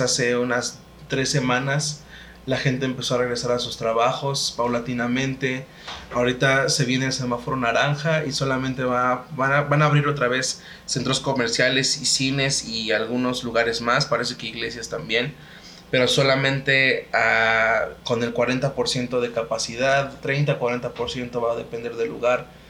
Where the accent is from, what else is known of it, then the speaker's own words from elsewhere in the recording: Hidalgo, Mexico; also born or lived in Veracruz; now in State of Mexico, Mexico; Yo, soy del estado de Hidalgo. Bueno, provengo del estado de Hidalgo, aunque nací en Veracruz.